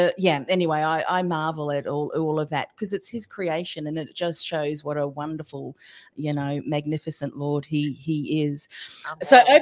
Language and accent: English; Australia; I mean, I often will joke, you know, I'm an Aussie. And we do have these, a bit of a sarcastic trait.